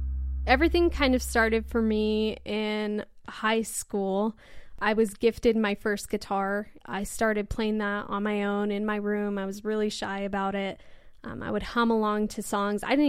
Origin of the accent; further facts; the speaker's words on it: Portland, Oregon, United States; moved away as an adult; now in Salt Lake City, United States; I'm originally from Portland, Oregon, up in the Northwest